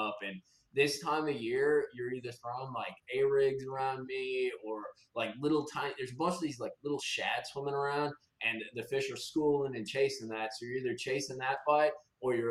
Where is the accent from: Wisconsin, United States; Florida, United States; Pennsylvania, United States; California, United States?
Wisconsin, United States; moved away; So I grew up in Wisconsin.